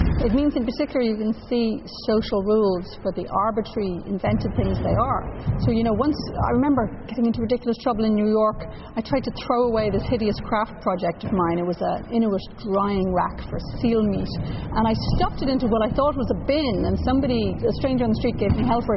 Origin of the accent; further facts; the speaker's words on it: Dublin, Leinster, Ireland; moved away as an adult; also born or lived in England; now in Canada; Ireland, where I grew up, and then England, where I lived for 8 years as well